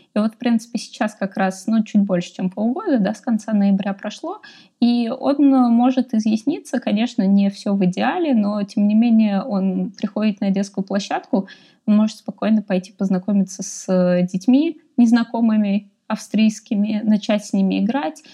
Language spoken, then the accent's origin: Russian; Russia; moved away as an adult; now in Austria; я вообще решила из России уезжать